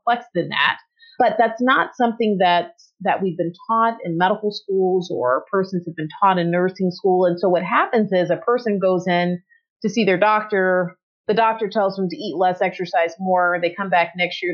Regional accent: Atlanta, Georgia, United States; moved away; I was born and raised in Atlanta, Georgia

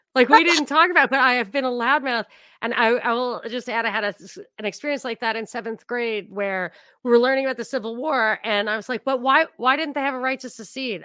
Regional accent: New York, United States; I grew up in New York. I grew up not, you know, on the border of New York and New Jersey

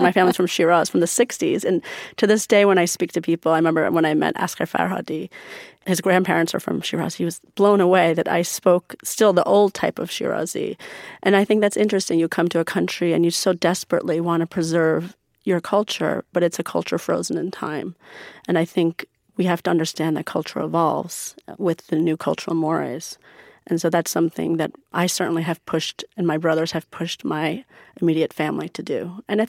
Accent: United States; You know, I grew up in America going to Persian school, I grew up as a Muslim, going to the mosque, growing up very spiritual in terms of religion.

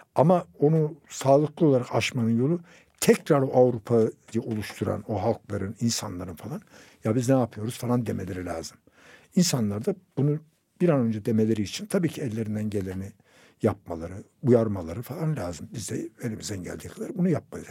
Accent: Turkey; benim bir Türk olarak İspanya'da da oturabilmem

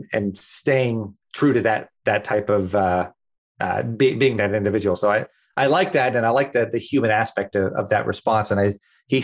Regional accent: Cleveland, Ohio, United States; moved away; my hometown, Cleveland

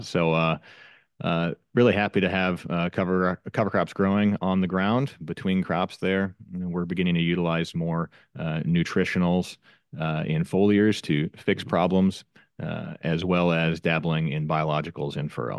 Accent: Northwest Iowa, United States; I'm from Northwest Iowa, and, uh, I'm a crop farmer

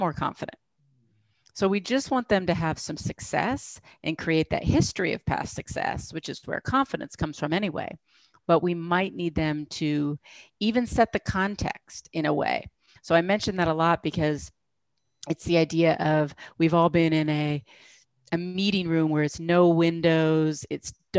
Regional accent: United States; being American

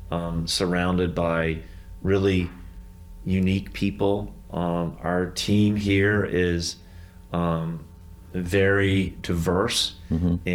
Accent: the South, United States; We're from the South, and so we don't like confrontation.

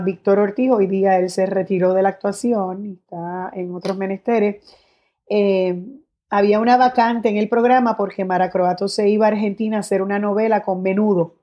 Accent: Guaynabo, Puerto Rico; also born or lived in San Juan (Hato Rey) / Bayamón; Sí me crié en Guaynabo, pero eh, vivo en Bayamón y soy de Bayamón

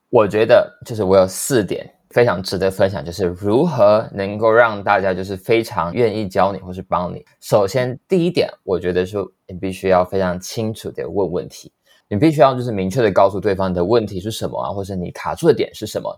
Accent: Taichung, Taiwan; moved away; also born or lived in New York; 我是来自台中的

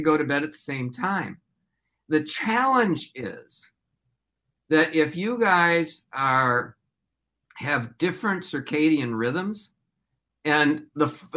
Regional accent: Hopkins, Minnesota, United States; also born or lived in Detroit, Michigan; I grew up in Minnesota. I grew up in Hopkins.

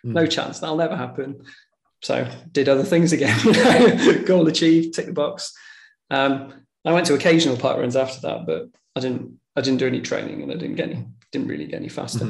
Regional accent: Tywyn, Wales, United Kingdom; I grew up in Snowdonia, in South Snowdonia, in Towen.

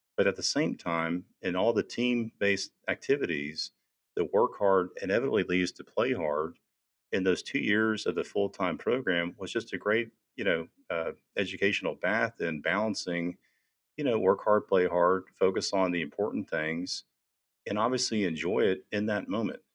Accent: Houston, Texas, United States; I was born and raised in Houston

